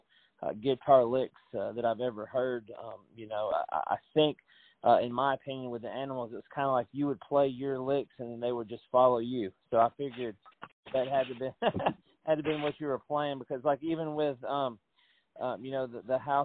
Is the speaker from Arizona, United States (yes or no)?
no; Tennessee, United States; I'm born and raised in Tennessee